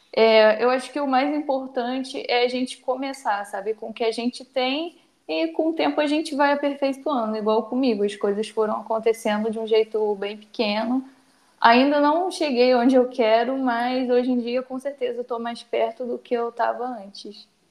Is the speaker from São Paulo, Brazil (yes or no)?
no; Baixada Fluminense, Rio de Janeiro, Brazil; Sou estudante, cria da Baixada Fluminense